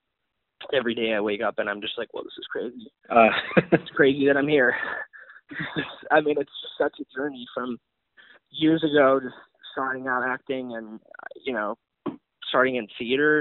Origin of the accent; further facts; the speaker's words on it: Texas, United States; I came from Texas